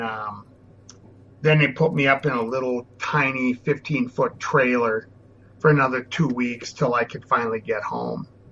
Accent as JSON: {"language": "English", "region": "Minnesota", "country": "United States", "tie": "born or raised there", "said": "I was born and raised in Minnesota."}